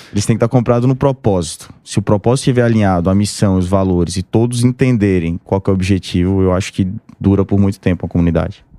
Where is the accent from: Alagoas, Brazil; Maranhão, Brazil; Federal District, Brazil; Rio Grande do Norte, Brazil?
Alagoas, Brazil; Maceió; sou de Maceió